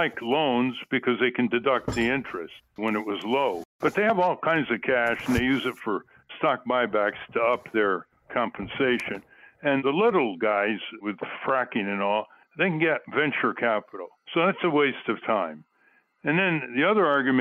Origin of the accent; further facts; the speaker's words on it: New England, United States; growing up in New England